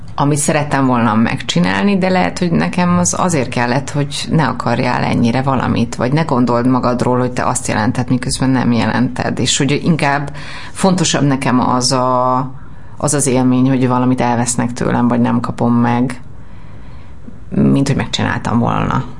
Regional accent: Budapest, Hungary; én a rózsadomra születtem, és hogy gyerekként is volt ebből egy problémám, hogy, hogy azért azt gondolták az általános iskába

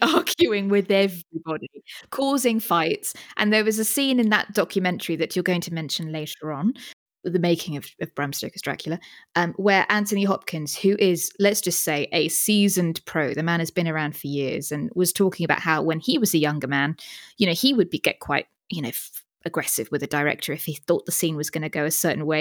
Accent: United Kingdom; as a Brit

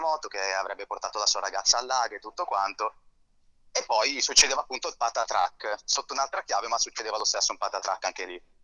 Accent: Seveso, Lombardy, Italy; Io sono dell'Interla Milanese, sono di Seveso.

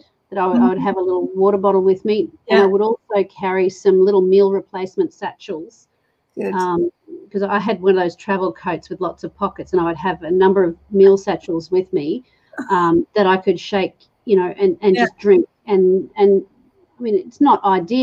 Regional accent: England, United Kingdom; I'm English

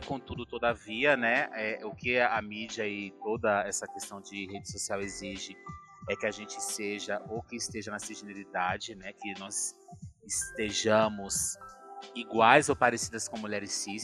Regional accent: Ipirá, Bahia, Brazil; moved away as an adult; also born or lived in Salvador, Brazil; now in São Paulo, Brazil; eu sou baiana. Eu sou de Ipirá, que é uma cidadezinha que fica lá no sertão da Bahia

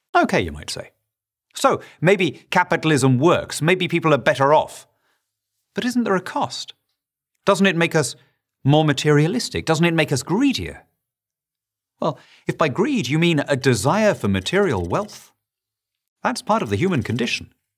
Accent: Lima, Peru; moved away; I grew up in Lima, Peru

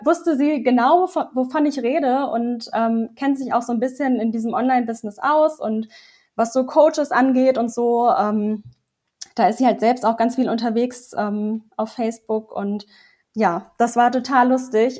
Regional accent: Lower Saxony, Germany; now in Bavaria, Germany; komme eigentlich aus Niedersachsen und wohne jetzt zurzeit

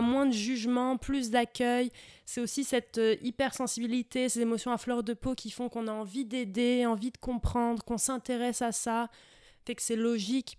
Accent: France; moved away as an adult; now in Sherbrooke, Canada; je suis née en France. On commence par là. Hein ouais. J'ai grandi en France.

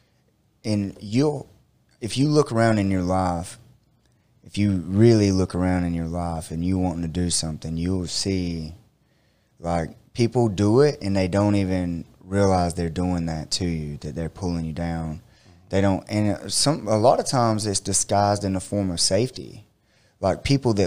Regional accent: Eastman, United States; I grew up around Eastman

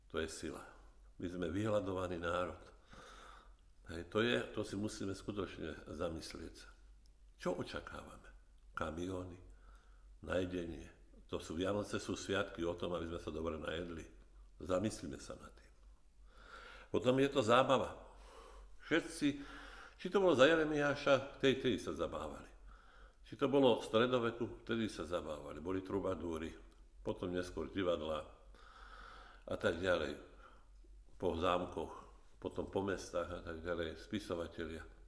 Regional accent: Orava, Žilina Region, Slovakia; moved away; keď som ešte bol doma na Orave

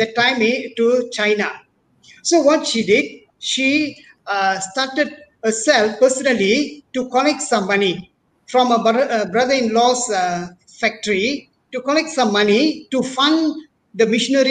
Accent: Bagan Serai, Perak, Malaysia; also born or lived in Penang / India; I'm actually born and brought up in Perak, as a little town in Bagansrai.

